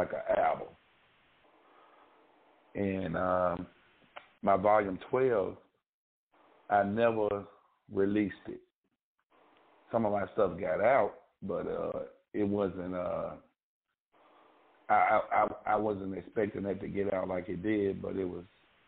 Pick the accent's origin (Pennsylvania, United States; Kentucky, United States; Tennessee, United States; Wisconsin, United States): Tennessee, United States; Memphis; I was from Frasier.